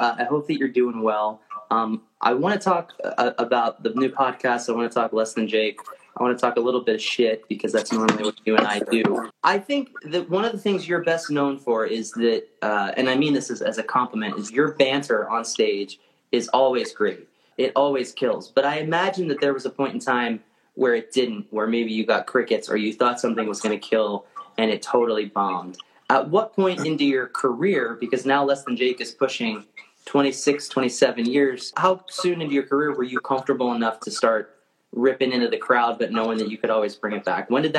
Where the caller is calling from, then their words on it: Lancaster, Pennsylvania, United States; I'm emanating from Lancaster, Pennsylvania.